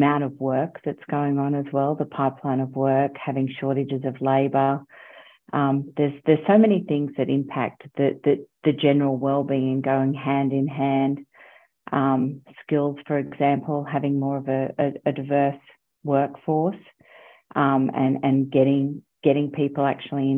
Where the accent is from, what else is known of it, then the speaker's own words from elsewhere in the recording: Queensland, Australia; moved away as an adult; also born or lived in London / Canada; now in Melbourne, Australia; I'm a Queenslander, primarily. I lived in Queensland, grew up in Queensland, went to school, studied in university.